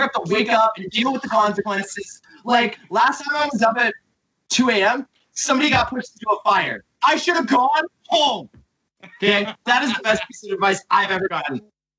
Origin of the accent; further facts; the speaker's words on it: Richmond Hill, Ontario, Canada; I grew up in Richmond Hill.